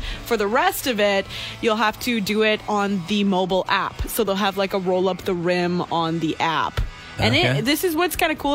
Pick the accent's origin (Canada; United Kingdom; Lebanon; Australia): Canada; Being Canadian